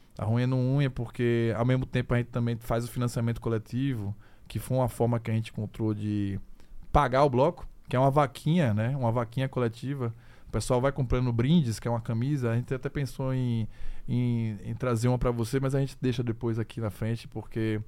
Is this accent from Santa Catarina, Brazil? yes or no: no; Aracaju, Sergipe, Brazil; a gente é de Aracaju, a gente é de Sergipe, a gente é do Nordeste